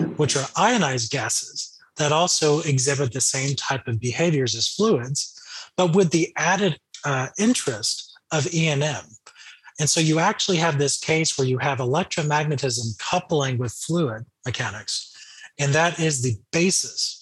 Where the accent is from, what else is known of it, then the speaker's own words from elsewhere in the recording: Florida, United States; growing up in Florida